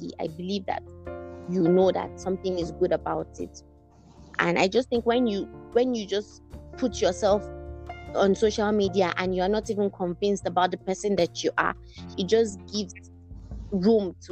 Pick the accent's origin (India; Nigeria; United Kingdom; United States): Nigeria; we're Nigerian